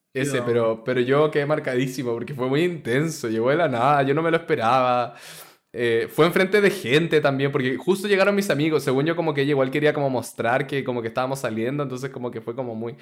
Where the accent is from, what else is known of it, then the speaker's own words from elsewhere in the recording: Chile; no somos de acá, pero venimos de Chile